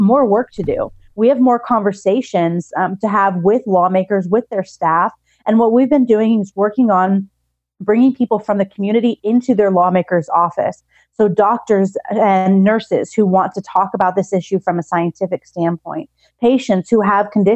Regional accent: California, United States; now in Texas, United States

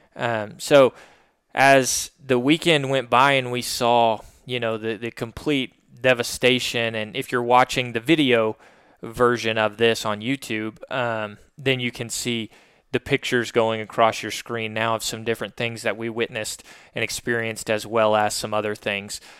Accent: Little Rock, Arkansas, United States; this is obviously where our business is located in Little Rock. Um, but this is also my hometown.

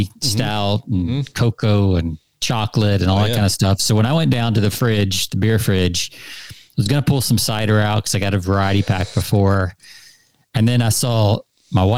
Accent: Georgia, United States; I'm from Georgia

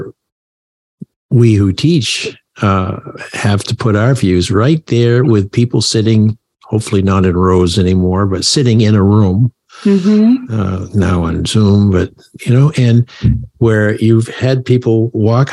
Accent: Maine, United States; now in Connecticut, United States; I live now in the land of steady habits, Connecticut, but I grew up in Maine

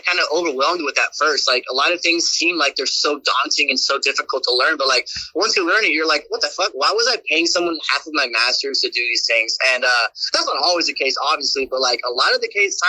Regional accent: Houston, Texas, United States; moved away as an adult; also born or lived in Austin, Texas; now in Los Angeles, United States; we happen to be in Houston, my hometown

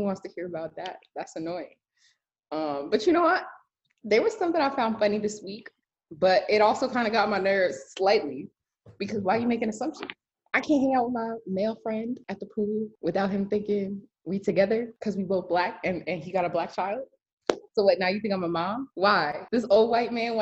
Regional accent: Bloomfield, New Jersey, United States; now in Dallas Fort Worth, United States; I'm from New Jersey

